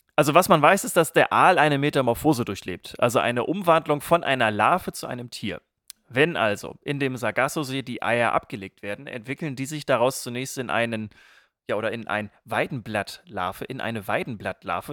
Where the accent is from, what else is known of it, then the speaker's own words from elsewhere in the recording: East Frisia, Lower Saxony, Germany; gebürtiger Ostfriese